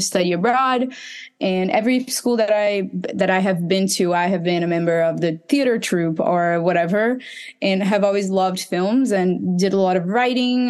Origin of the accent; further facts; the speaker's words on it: Recife, Pernambuco, Brazil; I'm from Recife. That's in the northeast of Brazil.